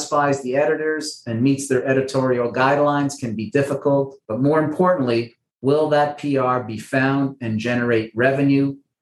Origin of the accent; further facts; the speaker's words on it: Montreal, Quebec, Canada; Well, I'm a Canadian. I was born and raised in Montreal.